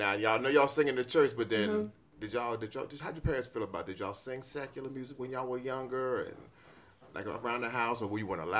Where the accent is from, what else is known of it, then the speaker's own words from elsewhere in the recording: New York, United States; So I'm originally from New York.